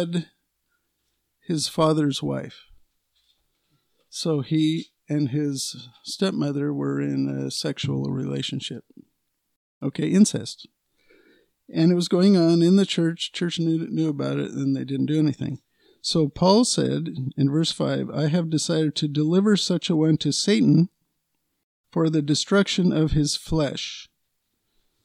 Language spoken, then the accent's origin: English; United States; we're American citizens, U.S. citizens